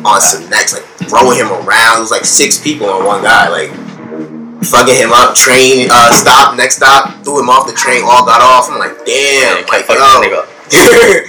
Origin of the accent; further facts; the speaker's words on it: New York City, New York, United States; We grew up in Plant Hill, and then we moved to Far Rock.